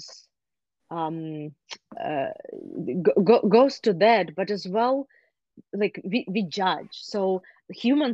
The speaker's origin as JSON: {"language": "English", "country": "Ukraine", "tie": "born or raised there", "moved": "yes", "lives_now": "United States", "said": "I grew up in Ukraine"}